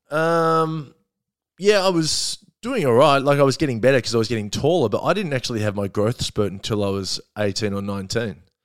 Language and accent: English; Melbourne, Victoria, Australia; also born or lived in Perth; I grew up in, um, Glen Iris